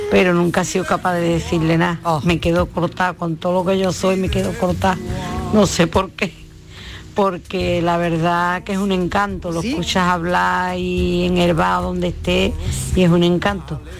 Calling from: Seville, Andalusia, Spain; Soy … de Sevilla.

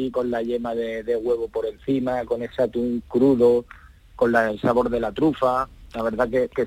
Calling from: Seville, Andalusia, Spain; de Sevilla.

